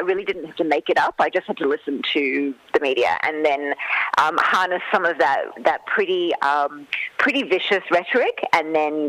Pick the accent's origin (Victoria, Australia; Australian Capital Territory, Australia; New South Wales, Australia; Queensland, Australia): Australian Capital Territory, Australia; Canberra; also born or lived in Western Sydney; although I grew up in Canberra, I've spent so much of my life and my childhood and early adulthood in Western Sydney, where my extended family lived.